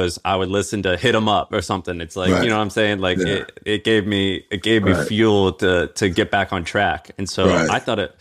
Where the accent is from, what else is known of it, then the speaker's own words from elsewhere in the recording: Missouri, United States; I grew up in Missouri as a, you know, as a 12-year-old white kid in Missouri.